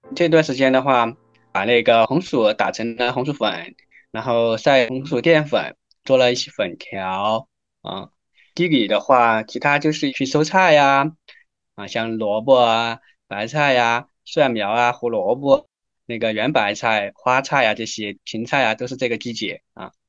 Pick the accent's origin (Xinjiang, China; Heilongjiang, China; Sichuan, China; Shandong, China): Sichuan, China; Chengdu; 来自四川省成都市金堂县福兴镇的牛角村，经营一个小型的家庭农场，叫亮亮家庭农场，从二零一三年到现在，已经进行了第十个年头，以生态种植小黄香为主